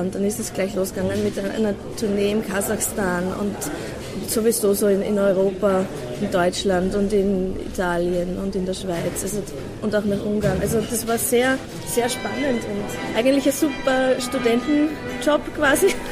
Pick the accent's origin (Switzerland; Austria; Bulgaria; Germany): Austria; Puchberg am Schneeberg, Lower Austria; Ich komme vom, Land aus Buchberg am Schneeberg